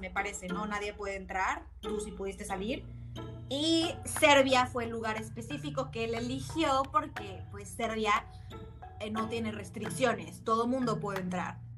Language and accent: Spanish; Mexico; now in Austria; nuestras experiencias como mexicanos que somos viviendo del otro lado del Atlántico